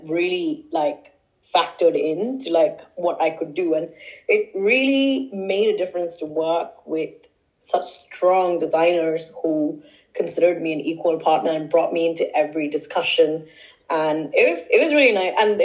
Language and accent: English; India; also born or lived in Stockholm; now in London, United Kingdom; Culturally, I'm Indian